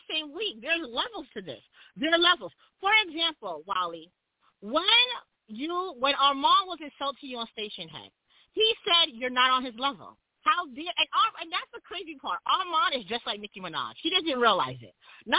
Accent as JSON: {"language": "English", "country": "Jamaica", "said": "So all I got to say about that is I am Jamaican, and I see you was being very facetious the other day. We Jamaicans just want our reparations."}